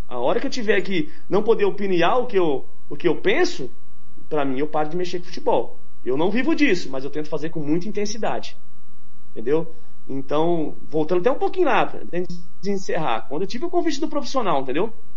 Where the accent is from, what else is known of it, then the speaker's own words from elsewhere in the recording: São Paulo, Brazil; now in Mato Grosso do Sul, Brazil; Eu sou paulista, mas me considero 35 anos aqui já